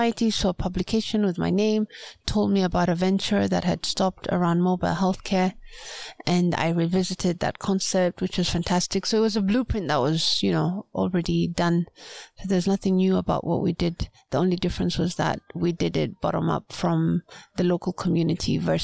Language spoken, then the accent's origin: English; Pate Island, Lamu County, Kenya; I'm from Lamu, Kenya, from Pate Island, which is on the north coast of Kenya